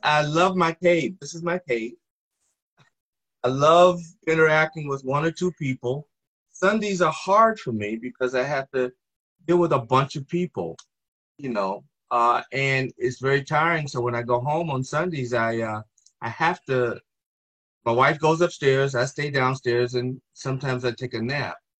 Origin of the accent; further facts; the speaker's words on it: Greensboro, North Carolina, United States; I was born in 1948 in Greensboro, North Carolina